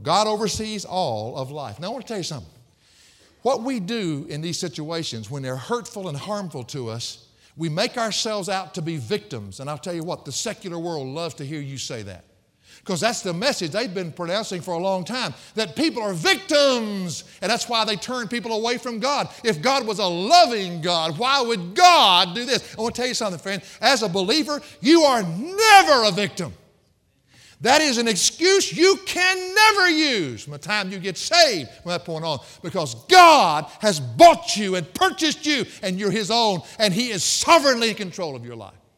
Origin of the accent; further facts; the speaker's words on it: the South, United States; I was raised in the South